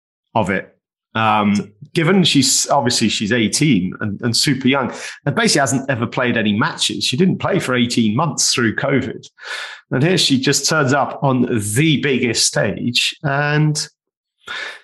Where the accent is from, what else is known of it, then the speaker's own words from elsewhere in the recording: United Kingdom; as a Brit